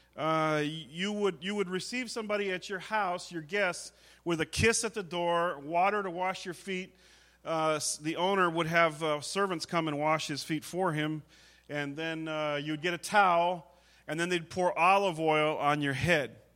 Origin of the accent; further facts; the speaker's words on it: United States; as an American.